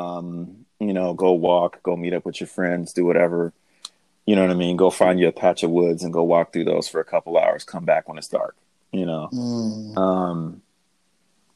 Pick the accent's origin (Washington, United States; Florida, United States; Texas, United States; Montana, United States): Washington, United States; Seattle; so I grew up in South End